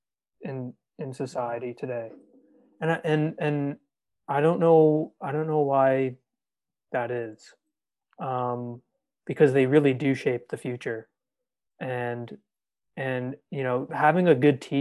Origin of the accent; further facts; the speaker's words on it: Aurora, Ontario, Canada; I grew up in a town called Aurora